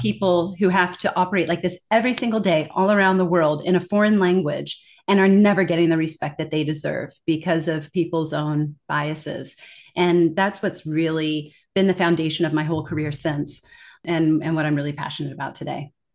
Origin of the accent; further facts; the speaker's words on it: California, United States; moved away as an adult; also born or lived in Denmark; now in Singapore; I was born and raised in California, not far from that gorgeous Golden Gate Bridge